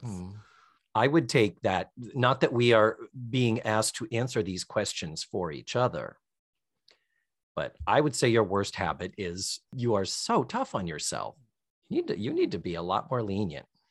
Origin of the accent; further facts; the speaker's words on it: Brockton, Massachusetts, United States; moved away; They're up in Brockton. They're still up in my hometown